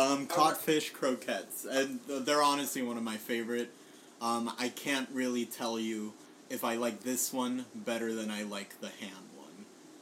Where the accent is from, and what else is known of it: Puerto Rico; moved away